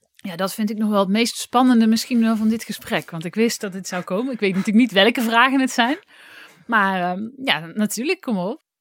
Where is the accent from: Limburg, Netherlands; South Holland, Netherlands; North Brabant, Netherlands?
North Brabant, Netherlands; Oss; in Os, waar ik vandaan kwam